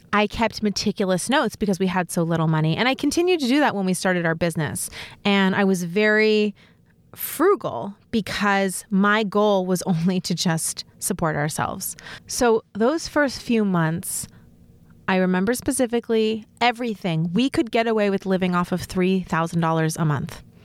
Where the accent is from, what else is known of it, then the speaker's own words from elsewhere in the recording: New York City, New York, United States; I grew up in New York City